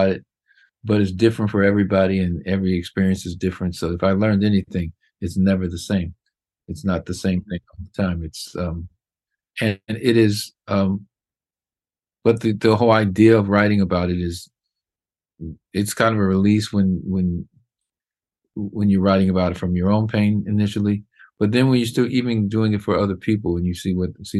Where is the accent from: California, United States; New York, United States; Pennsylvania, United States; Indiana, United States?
Indiana, United States; Indianapolis; Indianapolis was a kind of a big small town. And it was great growing up there